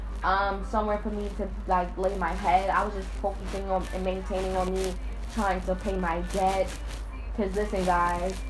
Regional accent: Alabama, United States; my family is black and I'm from Alabama

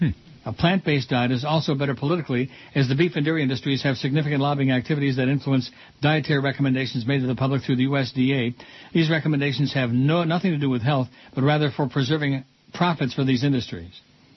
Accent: the South, United States; I grew up in the South eating beef or chicken every day, lots of eggs, cheese, and ice cream, and drinking a lot of milk.

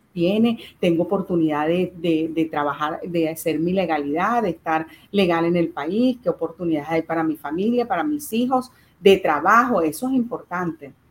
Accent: Venezuela; moved away; nosotros desde Venezuela

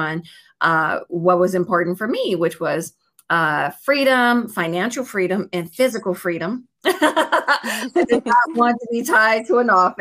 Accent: Chicago, Illinois, United States; now in Los Angeles, United States; I'm from Chicago, Illinois, born and raised, but I live out in Los Angeles, California

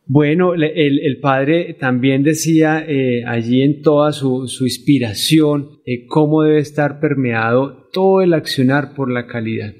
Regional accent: Bogotá, Colombia; moved away as an adult; also born or lived in Cúcuta, Norte de Santander, Colombia; yo vengo de, Bogotá en el año 2018, aunque nací en Cúcuta, pero todo el tiempo, digamos, que estuve, eh, digamos, en el centro del país

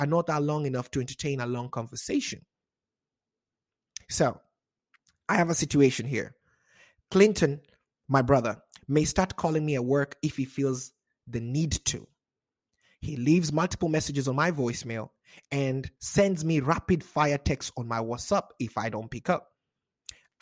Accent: Kenya; also born or lived in Wichita, Kansas, United States; now in Seattle, United States; a Kenyan American

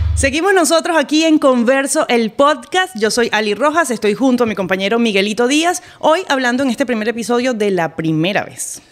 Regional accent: Caracas, Capital District, Venezuela; moved away; Nací en Caracas

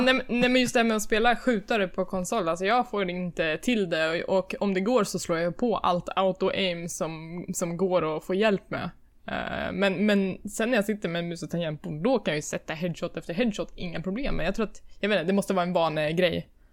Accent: Värmland, Sweden; now in Stockholm, Sweden; när jag bodde hemma i Värmland

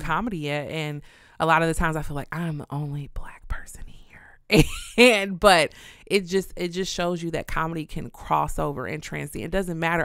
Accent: Kansas City, Missouri, United States; also born or lived in Houston; "Where are you from?" And I'm like, "Kansas City."

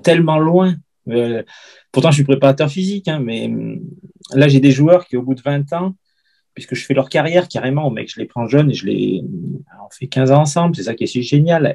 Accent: Lamastre, Auvergne-Rhône-Alpes, France; j'ai fait toutes les catégories, euh, de débutants, jusqu'à vétéran dans mon petit club de la Mastre

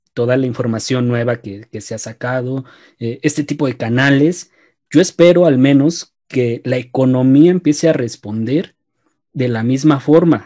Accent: Mexico; como mexicanos

